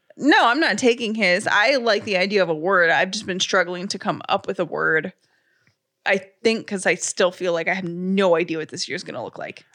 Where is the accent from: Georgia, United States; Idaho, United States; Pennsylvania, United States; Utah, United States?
Georgia, United States; Atlanta; I grew up in City of Atlanta garbage.